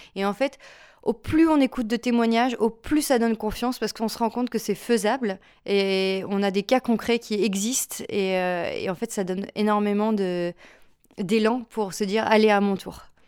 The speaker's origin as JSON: {"language": "French", "town": "Lille", "region": "Hauts-de-France", "country": "France", "said": "je suis une Lilloise"}